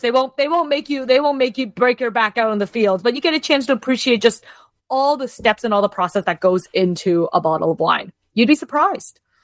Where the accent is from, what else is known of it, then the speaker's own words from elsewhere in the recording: Kitchener or Waterloo, Ontario, Canada; moved away as an adult; now in Toronto, Canada; I was born and raised in Kitchener or Waterloo, which is only about an hour-ish